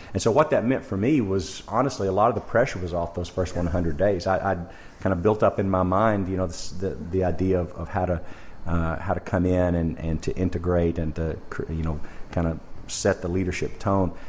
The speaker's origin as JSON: {"language": "English", "region": "Arkansas", "country": "United States", "also_born_or_lived": "Jackson, Mississippi", "moved": "as an adult", "lives_now": "Ontario, Canada", "said": "I'm from, uh, originally from Arkansas in the United States. Went to university there"}